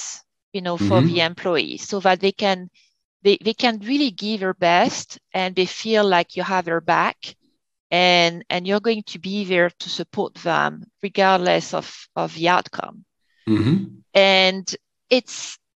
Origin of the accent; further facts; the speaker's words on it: France; moved away as an adult; now in Connecticut, United States; I'm from France, I never went to school in the US